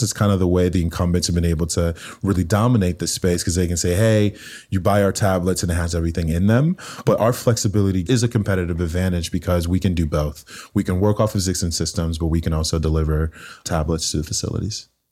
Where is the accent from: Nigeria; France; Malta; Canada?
Nigeria; also born or lived in Cambridge, United Kingdom; now in United States; growing up in Nigeria, in a very, very poor part of the country